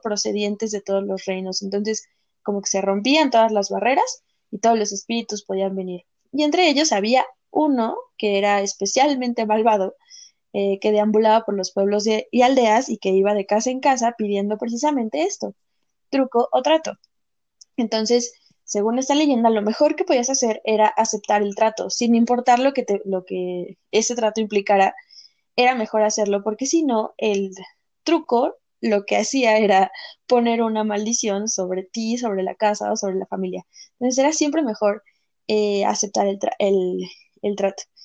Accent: Mexico; nos pasa mucho como mexicanos

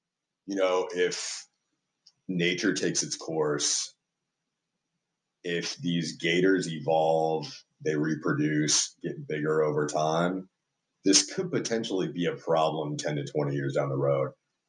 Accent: Austin, Texas, United States; us growing up here, we always kind of heard of sort of these urban legends about gators being in Town Lake.

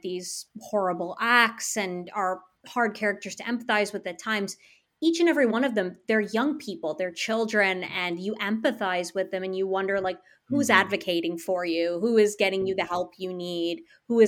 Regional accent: the Midwest suburbs, United States; I grew up in the Midwest suburbs. I live in Illinois

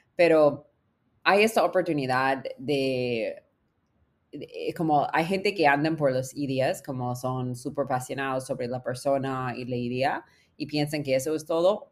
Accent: United States; Spanish is a second language; moved away as an adult; also born or lived in California / Peru; soy gringa en América Latina

